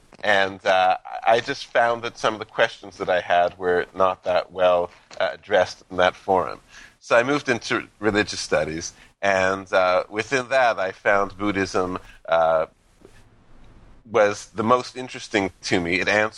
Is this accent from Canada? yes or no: yes; Canada; bringing this huge country together is something that you really can't avoid growing up in Canada.